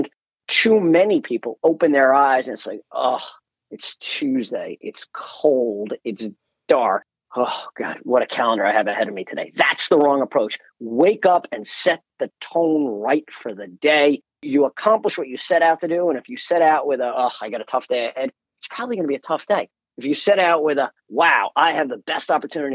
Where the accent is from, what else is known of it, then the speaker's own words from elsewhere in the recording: United States; we are collectively, as an American people